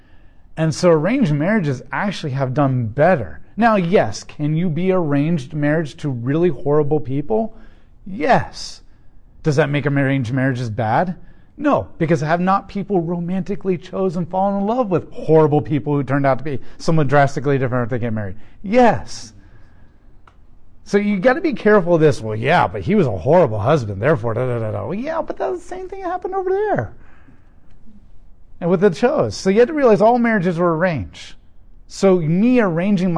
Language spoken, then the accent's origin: English; United States; as an American